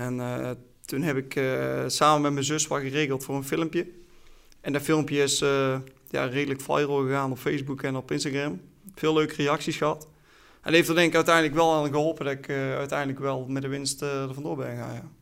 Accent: Oirschot, North Brabant, Netherlands; Ik ben zesentwintig jaar, ik kom uit Oorschot

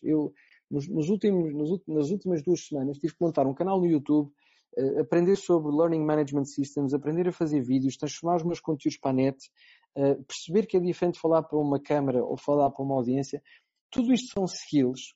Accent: Portugal; enquanto português

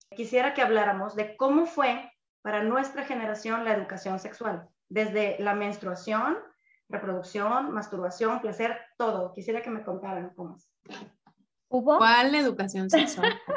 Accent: Sonora, Mexico; moved away as an adult; soy sonorense, foránea desde hace casi una década

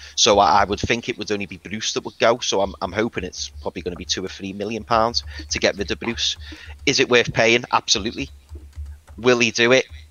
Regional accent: Liverpool, North West England, United Kingdom; as you can probably tell, I'm from Liverpool

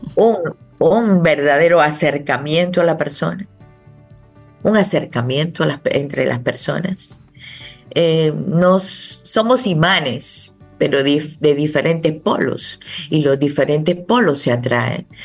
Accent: Dominican Republic; somos todos dominicanos

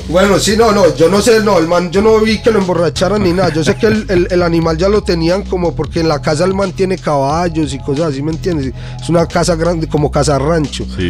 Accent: Medellín, Antioquia, Colombia; soy paisa, paisa, parce. Yo nací en Medellín

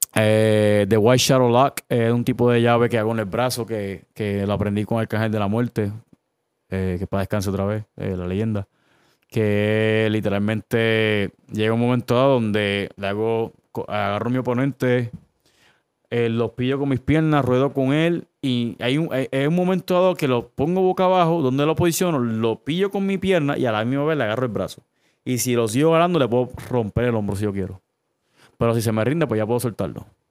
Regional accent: Caguas, Puerto Rico; also born or lived in Humacao; yo nací en Humacao, pero me crié en Cagua. So, yo soy cagüeño de corazón

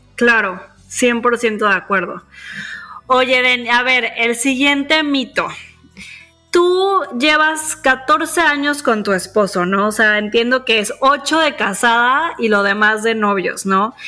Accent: Mexico; nosotros crecimos en México

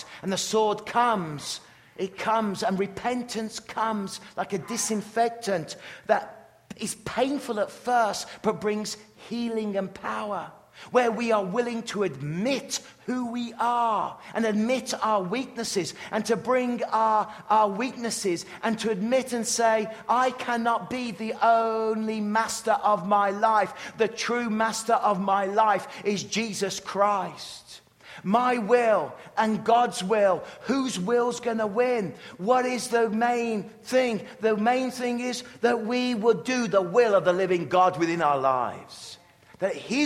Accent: England, United Kingdom; growing up in England

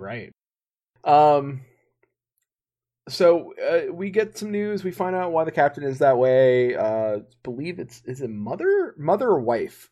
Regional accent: United States; being an American here in the states

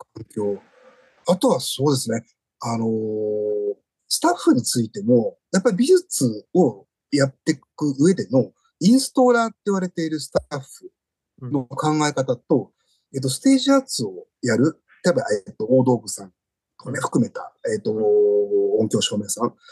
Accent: Fujisawa, Kanagawa, Japan; 実家の方は、あの昭和の初めから続く、あの魚屋なんですね、うちは

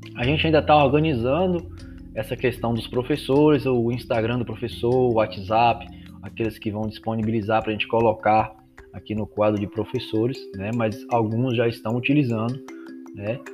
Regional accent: Macarani, Bahia, Brazil; eu sou de Macarani

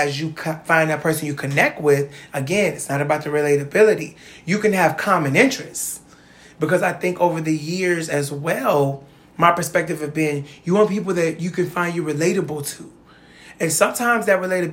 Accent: Cleveland, Ohio, United States; I come from Cleveland

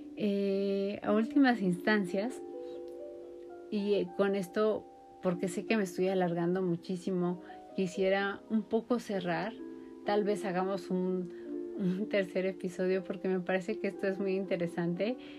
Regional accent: Mexico

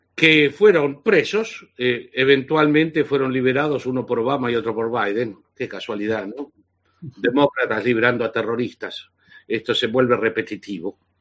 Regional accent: Argentina; moved away as an adult; haber sufrido físicamente y encarcelamiento durante el régimen nazi-fascista de la Argentina. Y haberme marchado al exilio hace 42 años

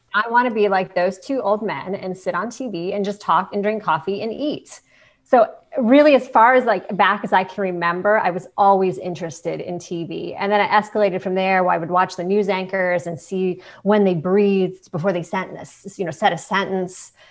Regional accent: Ohio, United States; moved away; I grew up in Ohio

